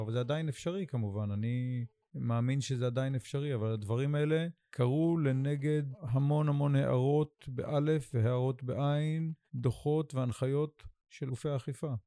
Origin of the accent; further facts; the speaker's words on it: Sde Boker, Southern District, Israel; moved away as an adult; now in Idan, Israel; הנוף הזה שבו אני גדלתי, כי אני בן שדה בוקר, גם גדלתי במדרשת שדה בוקר, ומרבית חיי הבוגרים אני גר פה במושב עידן